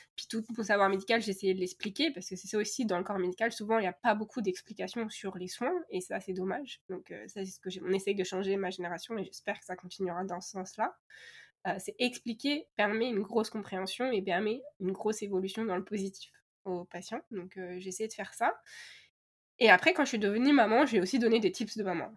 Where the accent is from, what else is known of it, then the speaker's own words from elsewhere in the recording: France; now in Canada; chez nous en France